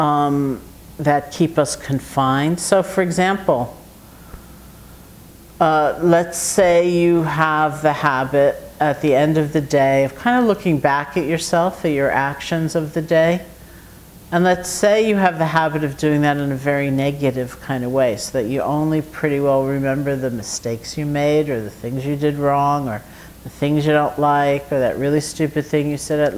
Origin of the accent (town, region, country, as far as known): New York City, New York, United States; born or raised there; moved away as an adult; also born or lived in Massachusetts